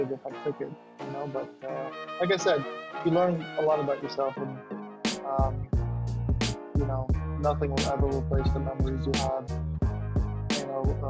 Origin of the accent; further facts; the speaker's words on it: Northern Virginia, United States; I've lived in Northern Virginia my entire life